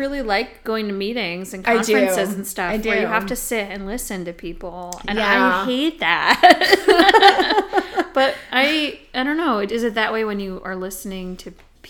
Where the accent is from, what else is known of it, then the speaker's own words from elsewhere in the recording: Illinois, United States; I mean, I'm from Illinois